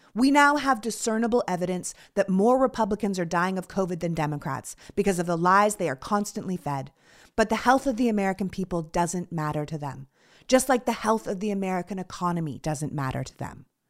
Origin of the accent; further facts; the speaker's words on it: Toronto, Ontario, Canada; growing up in Toronto